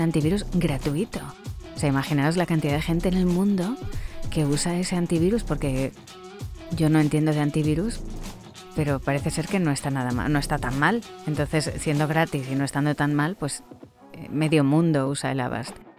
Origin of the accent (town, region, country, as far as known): Spain; accent: Spanish from Spain